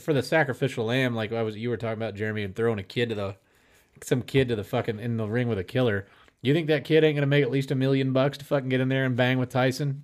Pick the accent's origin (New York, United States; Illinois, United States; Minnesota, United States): Illinois, United States; near Centralia; I'm not from Centralia, but I'm from near there